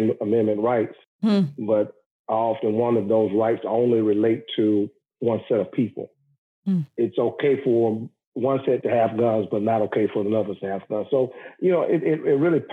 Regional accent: the South, United States; I grew up in the South

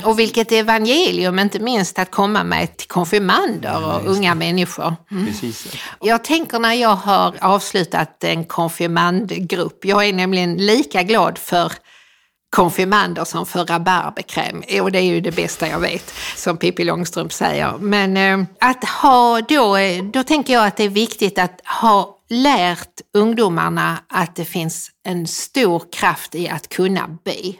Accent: Helsingborg, Skåne, Sweden; när jag växte upp i Helsingborg

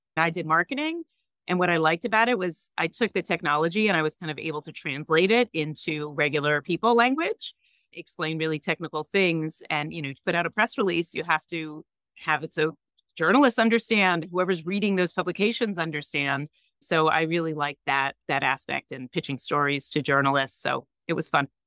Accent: New York, United States; also born or lived in San Francisco / North Carolina; I'm originally from New York

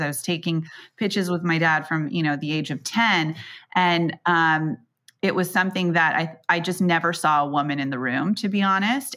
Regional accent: Silicon Valley, California, United States; I grew up in Silicon Valley

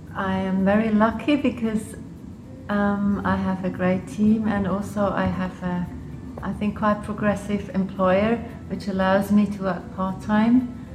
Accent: Switzerland; accent: quite English; English is a second language; also born or lived in Liechtenstein; I grew up in Switzerland. Um, part, part of the time in Switzerland, and the other part I grew up in the Principality of Liechtenstein

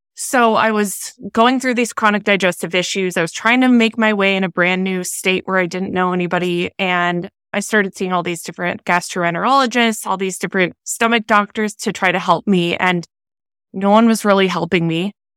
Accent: Minnesota, United States; moved away as an adult; now in Southern California, United States; I'm born and raised in Minnesota

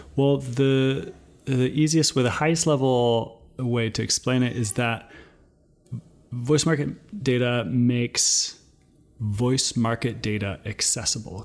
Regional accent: New Brunswick, Canada; now in Toronto, Canada; I'm currently in Toronto, but originally I'm from New Brunswick. So I'm Acadian

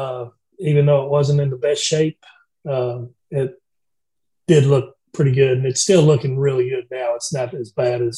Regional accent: Georgia, United States; now in Alabama, United States; I'm originally from Georgia

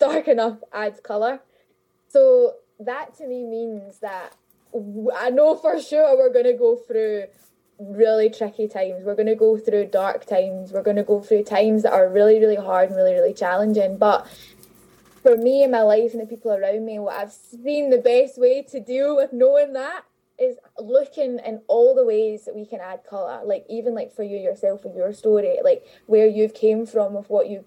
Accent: Glasgow, Scotland, United Kingdom; I grew up in Glasgow my whole life

